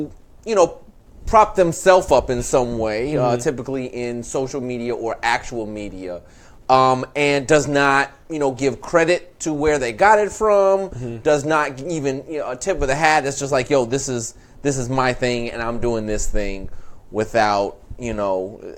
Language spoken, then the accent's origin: English; Tennessee, United States; I'm from Tennessee.